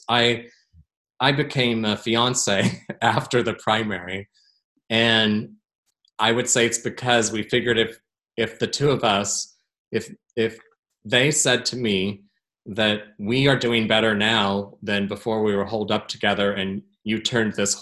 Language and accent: English; Portland, Oregon, United States; my hometown